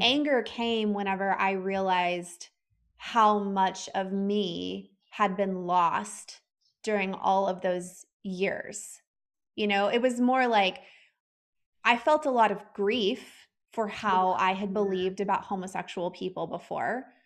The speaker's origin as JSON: {"language": "English", "region": "the South", "country": "United States", "tie": "born or raised there", "said": "growing up the way that my husband and I grew up and living in the South and the Bible Belt"}